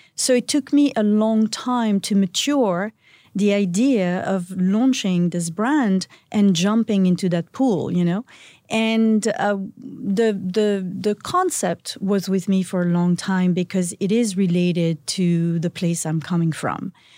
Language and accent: English; Antibes, Provence-Alpes-Côte d'Azur, France; moved away; I was born in a little town called Antibes